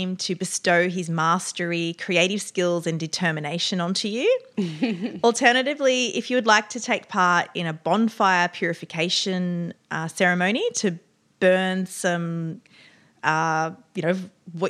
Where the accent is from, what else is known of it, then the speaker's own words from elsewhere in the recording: Australia; accent: Australian; my Australian accent